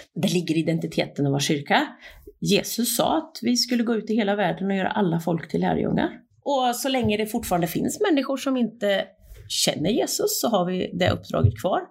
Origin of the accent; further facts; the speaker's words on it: Östergötland, Sweden; moved away; also born or lived in Turkey; jag är bonunge från Östgötaslätten, uppvuxen på en bondgård